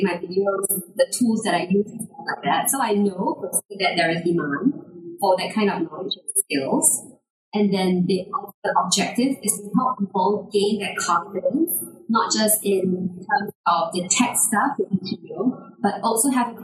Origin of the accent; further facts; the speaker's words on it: Singapore; I'm from Singapore